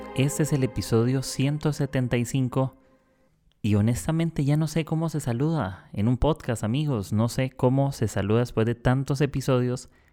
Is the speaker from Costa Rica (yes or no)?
yes; Costa Rica; moved away as an adult; now in Lima, Peru; Soy de Costa Rica, del país pura vida